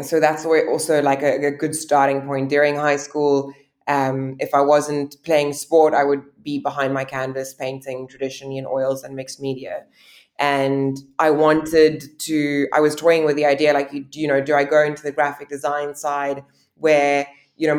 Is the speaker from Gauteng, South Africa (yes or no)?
no; Somerset West, Western Cape, South Africa; now in Cape Town, South Africa; I grew up in Somerset West, which is probably about 45 minutes to an hour's drive outside of the city